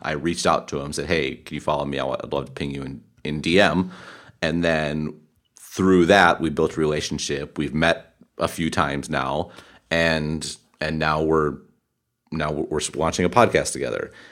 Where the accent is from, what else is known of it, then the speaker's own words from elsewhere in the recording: Wisconsin, United States; moved away; I grew up in the Midwest, grew up in Wisconsin